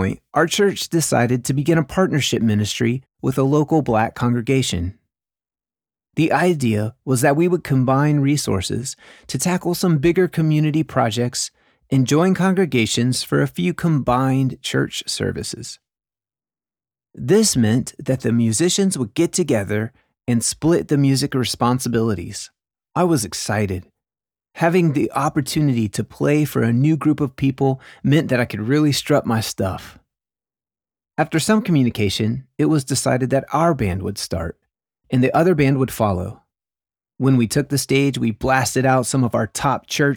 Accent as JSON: {"language": "English", "region": "the South", "country": "United States", "tie": "born or raised there", "said": "At a Southern Baptist church in the South during the 90s"}